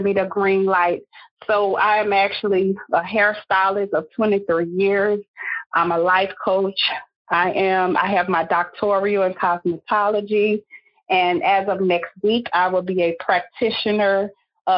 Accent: Simmesport, Louisiana, United States; now in Lafayette, United States; I'm originally from Simsport, Louisiana

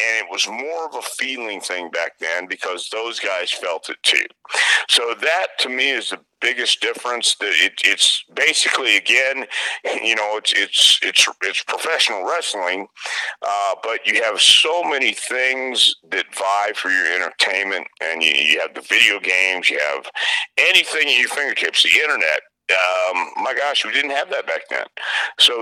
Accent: Houston, Texas, United States; I grew up in the Sam Houston Coliseum from the time I was 10 years old

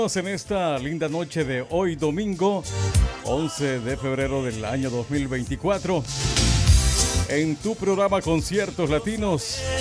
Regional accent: southern Honduras, Honduras; promoción 92 del JCB. En aquellos años era el mejor colegio, ¿verdad? De la zona sur de Honduras

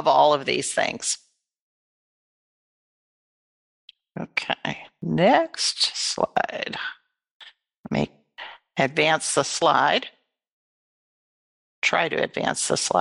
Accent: Michigan, United States; I was born and raised in Michigan

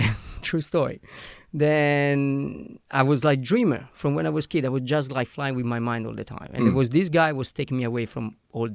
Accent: Italy; English is a second language; moved away as an adult; also born or lived in Canada / Australia; I'm Italian.

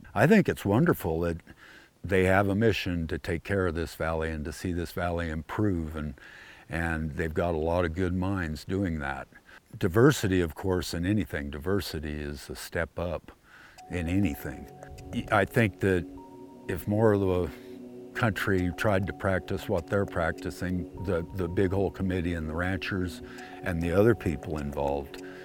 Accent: Great Plains, United States; now in Jackson, Montana, United States; When I was growing up in the Plains states, every five, ten miles, there was a little town.

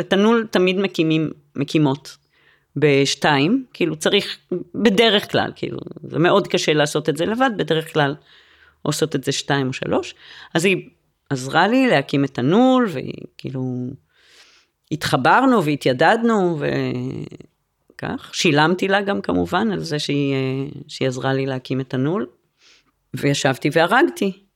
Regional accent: Jerusalem, Jerusalem District, Israel; אני גדלתי בירושלים וטיילתי באזור יהודה ושומרון בנערותי

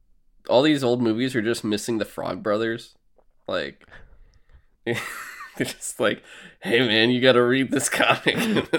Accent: United Kingdom; I'm British, so are these.

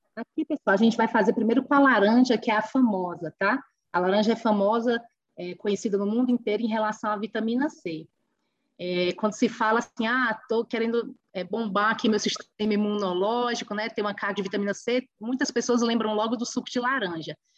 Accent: Ubajara, Ceará, Brazil; fica na cidade de Ubajara, que é uma cidade pequenininha, uma cidade que fica a 300 quilômetros de Fortaleza, da capital cearense, uma cidade aí com um pouco mais de 30 mil habitantes, que é o meu lugar, que é a cidade onde eu nasci

